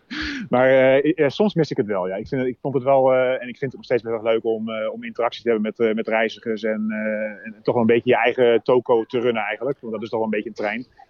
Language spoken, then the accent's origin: Dutch; Groningen, Netherlands; now in Arnhem, Netherlands; Groningen, want dat is waar ik vandaan kom